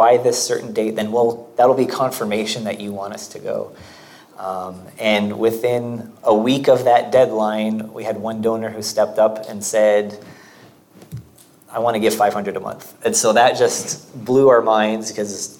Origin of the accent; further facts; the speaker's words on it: Canada; moved away as an adult; now in Portugal; I am Canadian